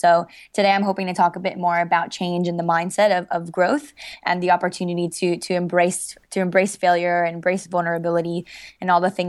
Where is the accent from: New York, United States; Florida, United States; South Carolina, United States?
Florida, United States; Miami; So I grew up in Miami, and my parents got divorced when I was about 7